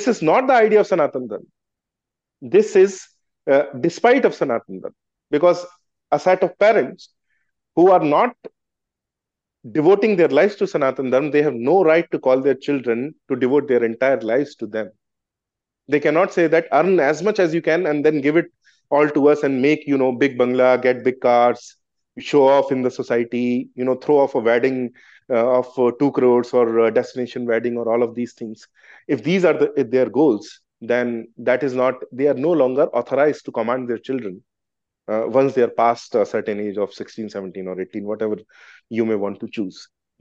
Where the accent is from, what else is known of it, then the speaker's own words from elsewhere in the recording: Gwalior, Madhya Pradesh, India; I come from Gwalior, I was born in Gwalior